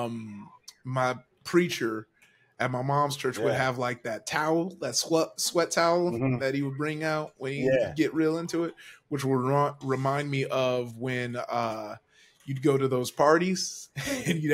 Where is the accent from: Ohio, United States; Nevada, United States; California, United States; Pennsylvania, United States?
California, United States; Compton; also born or lived in Downey, California / Long Beach, California; I grew up in L.A. I was in Compton, California for a hot sec. I mean, that's where I grew up